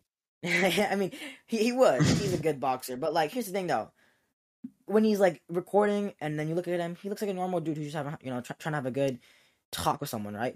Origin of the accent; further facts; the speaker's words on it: United States; I am an American Asian